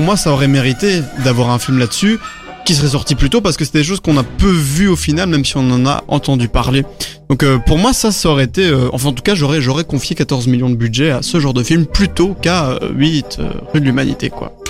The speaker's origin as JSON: {"language": "French", "country": "Belgium", "said": "on est des Belges moyens"}